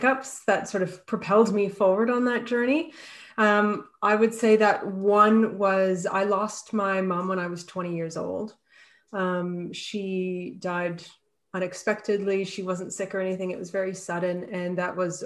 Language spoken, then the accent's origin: English; Canada; now in Australia; I'm Canadian, and I am based in Australia right now